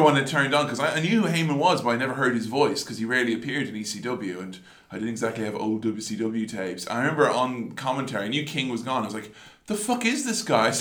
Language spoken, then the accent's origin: English; Ireland; moved away; being an Irishman over here in a room full of Protestants